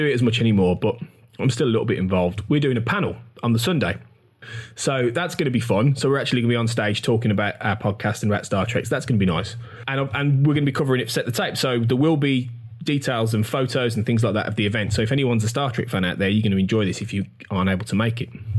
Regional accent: Birmingham, West Midlands, United Kingdom; in my hometown, hosted at the Big NEC

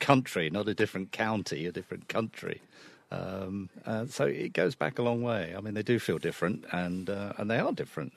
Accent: England, United Kingdom; now in Ireland; I'm an Englishman, and I'm continually reminded of it down here.

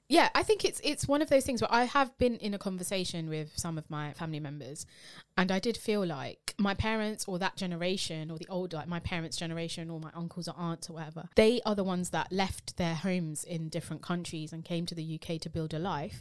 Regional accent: United Kingdom; being British Asian.

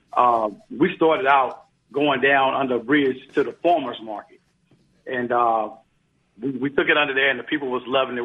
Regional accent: Biloxi, Mississippi, United States; moved away as an adult; I'm from Biloxi, Mississippi

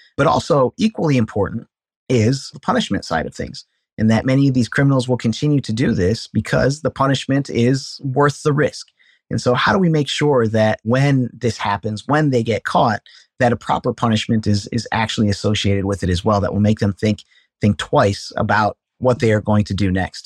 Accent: Cedar Falls, Iowa, United States; I was born and raised in Cedar Falls, Iowa

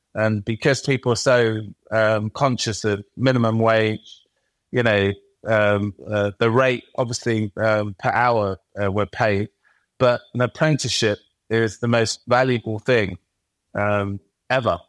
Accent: London, United Kingdom; I was born and raised in East London

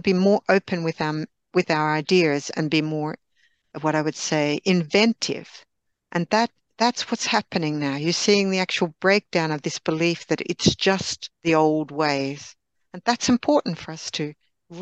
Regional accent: Australia; now in Sweden; I'm Australian by birth

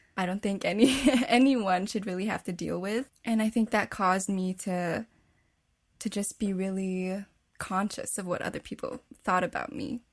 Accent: Winnipeg, Manitoba, Canada; I was born and raised in Winnipeg, Canada, to a Filipino family

